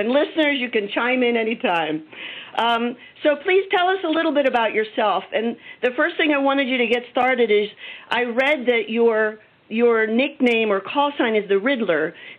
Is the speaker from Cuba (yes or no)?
yes; Cuba; now in United States; You know that I came to this country from Cuba as a refugee